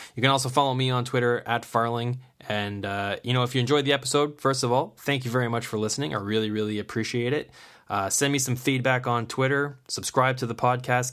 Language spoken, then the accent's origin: English; Kingston, Ontario, Canada; he's playing in my hometown now